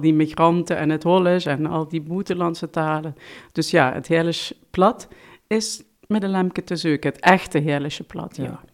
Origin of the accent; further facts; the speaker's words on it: Heerlen, Limburg, Netherlands; first language Limburgish; also born or lived in Vaals; Ik ben geboren in Voelender, maar opgetogen in Heerlen